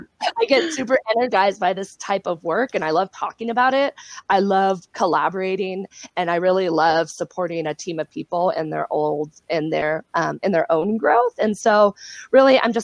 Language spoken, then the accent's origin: English; South Lake Tahoe, California, United States; I'm from Lake Tahoe